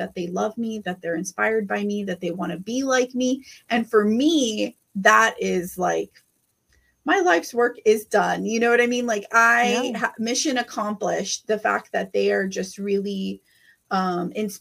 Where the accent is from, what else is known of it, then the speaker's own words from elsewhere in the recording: Rio Grande Valley, South Texas, United States; I am here from the Rio Grande Valley. I'm here from South Texas, just like you